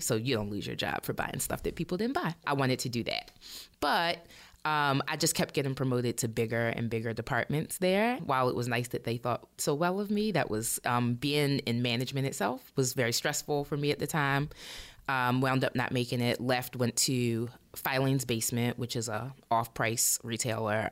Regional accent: Baltimore, Maryland, United States; I am from Baltimore. I was uh, born and raised in Baltimore City and County

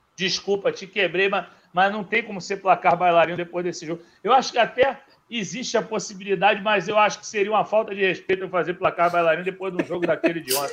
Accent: Rio de Janeiro, Brazil; accent: carioquês; eu sou carioca, eu vou falar no carioquês

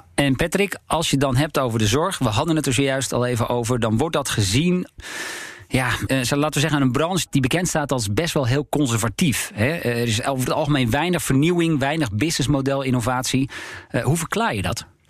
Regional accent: Alkmaar, North Holland, Netherlands; ik kom zelf uit Alkmaar, althans uit de regio Alkmaar

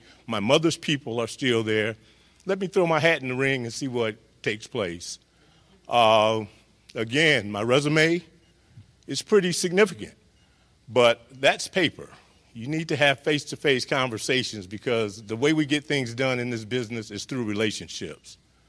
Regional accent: Deep South, United States; now in Lansing, United States; growing up in the Deep South in the fire service

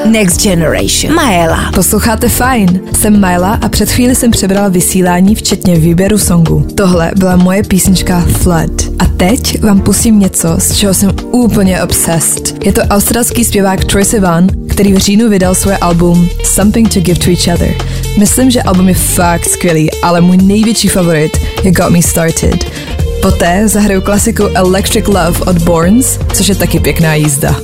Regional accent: Prague, Czechia; Jsem z Prahy

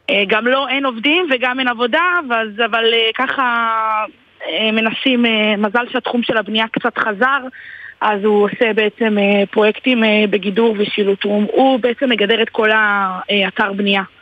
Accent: Givolim, Southern District, Israel; אני ממושב גבעולים, זה ליד נתיבות.

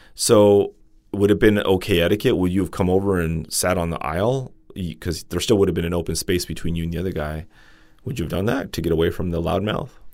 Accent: Los Angeles, California, United States; I'm from L

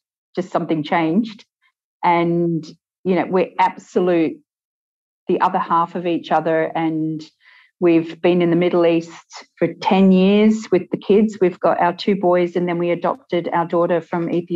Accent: Australia; moved away as an adult; also born or lived in Sydney; now in Ireland; We're from Australia and we bought a house over here 18 months ago

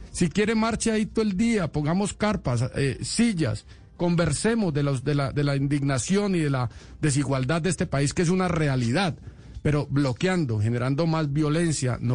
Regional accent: Colombia; Aquí tenemos que vernos a los ojos y todos somos colombianos

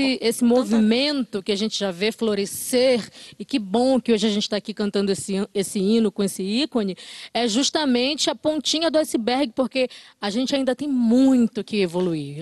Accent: Brazil; todo todo brasileiro tem sangue é criolo

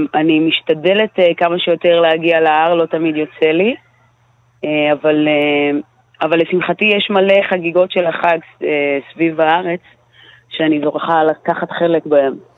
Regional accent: Israel; אני נולדתי פה בארץ

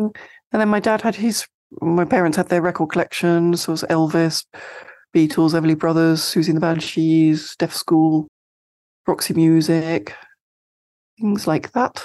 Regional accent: Sevenoaks, South East England, United Kingdom; I grew up in, uh, Seven Oaks in Kent, in the U K.

